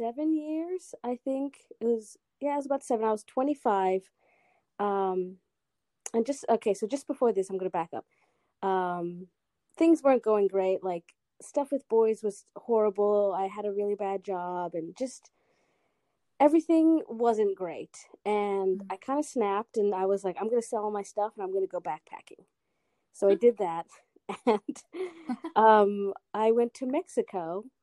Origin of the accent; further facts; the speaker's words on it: Australia; also born or lived in Guatemala / United States; So I grew up in Australia, originally from the United States, was born in Guatemala.